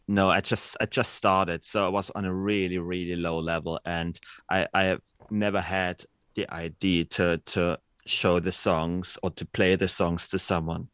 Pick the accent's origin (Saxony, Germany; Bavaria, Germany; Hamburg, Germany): Saxony, Germany; Dresden; I'm born and raised in Dresden